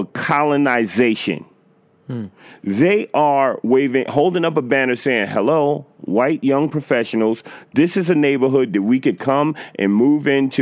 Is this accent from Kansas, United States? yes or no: no; New York City, New York, United States; I've been in the Bronx since 1977, since I was born.